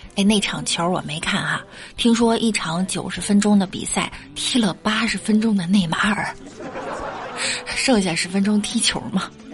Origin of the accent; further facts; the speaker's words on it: China; 作为中国人